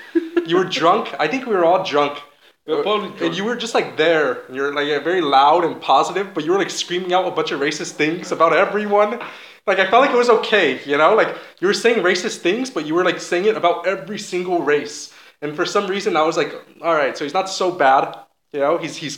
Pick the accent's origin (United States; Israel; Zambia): Israel; Shoham, Central District; Shoham. I'm from Shoham.